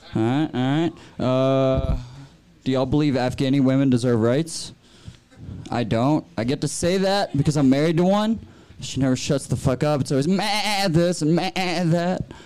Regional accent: Texas, United States; now in Aurora, United States; I'm from Texas

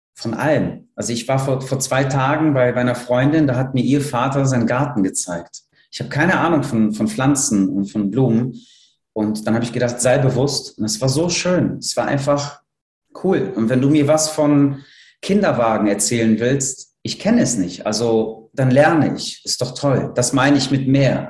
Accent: Poland; now in Cologne, Germany; Ich bin in Polen aufgewachsen

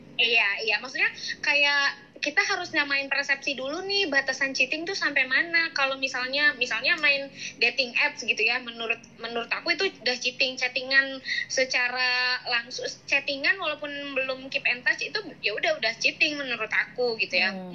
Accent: Brebes, Central Java, Indonesia; kotaku di Brebes

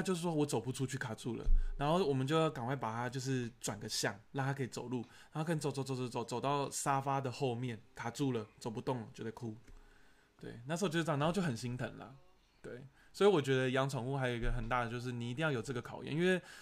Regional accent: Taiwan; 我不是国外的人，我也是本地人

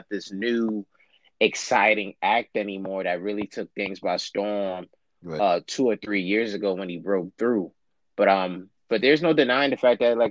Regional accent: New York, United States; I'm from New York

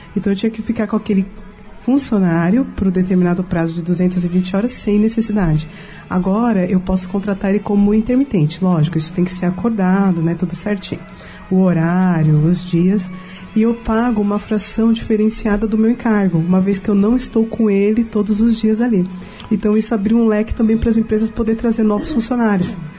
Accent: São Paulo, Brazil; also born or lived in Rio de Janeiro; eu sou paulista

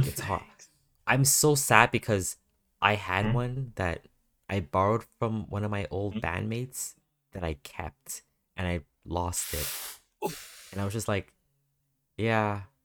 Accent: Canada; Yeah, I'm born here.

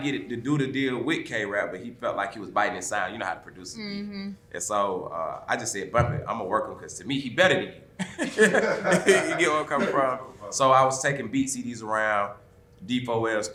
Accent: Atlanta, Georgia, United States; I'm from Atlanta

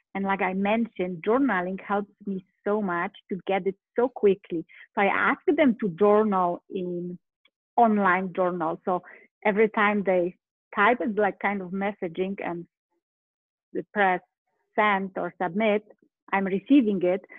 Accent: Poland; English is a second language; moved away as an adult; now in United States; originally I'm from Poland. I live in US right now

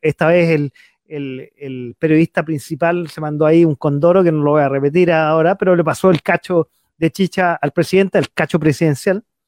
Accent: Santiago, Santiago Metropolitan Region, Chile; en Santiago, yo que soy capitalino

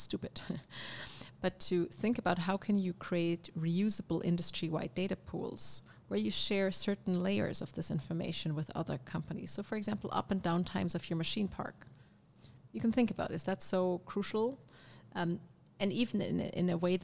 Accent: Karlsruhe, Baden-Württemberg, Germany; now in Berlin, Germany; coming from where I grew up in near Karlsruhe

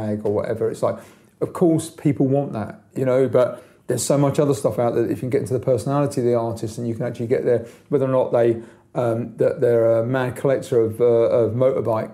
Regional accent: London, United Kingdom; I grew up in London

